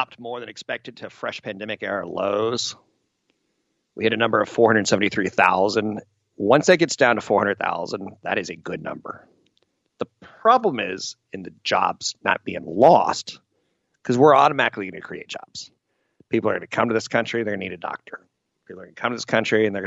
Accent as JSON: {"language": "English", "country": "United States", "said": "me being American"}